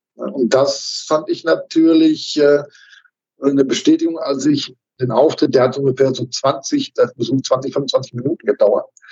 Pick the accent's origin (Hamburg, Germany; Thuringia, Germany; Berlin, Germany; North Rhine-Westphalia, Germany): North Rhine-Westphalia, Germany; Dorsten; in meinem Heimatort in Dorsten